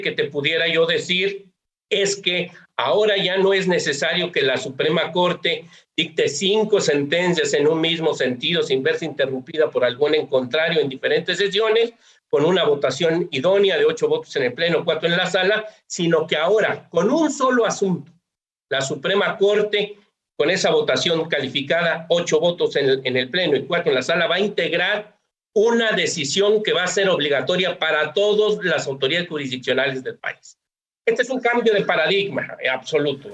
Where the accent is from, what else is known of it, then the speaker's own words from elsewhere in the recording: Mexico; las y los mexicanos veamos la importancia